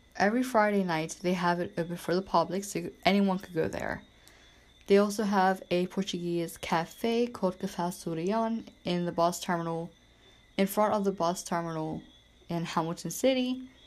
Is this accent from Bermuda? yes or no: yes; Bermuda; Bermuda is a tiny island in the middle of the Atlantic Ocean